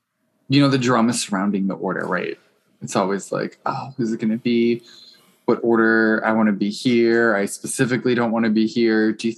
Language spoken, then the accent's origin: English; United Kingdom; I'm actually British.